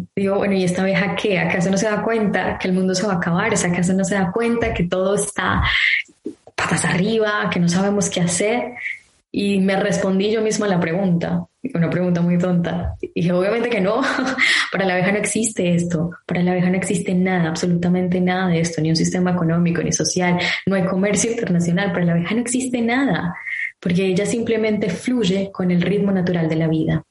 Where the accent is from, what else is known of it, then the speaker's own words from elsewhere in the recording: Colombia; moved away; yo soy colombiana